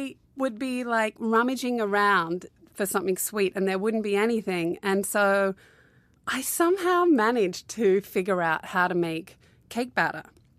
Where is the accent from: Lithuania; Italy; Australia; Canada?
Australia; I kind of grew up all around Australia. I was born in Newcastle, which is like 2 hours north of Sydney. Okay. And then we moved to Canberra. And then we went to the West Coast for 4 years. Yeah. And then back to Sydney.